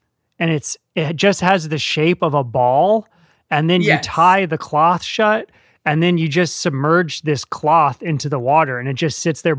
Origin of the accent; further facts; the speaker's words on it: United States; I grew up in America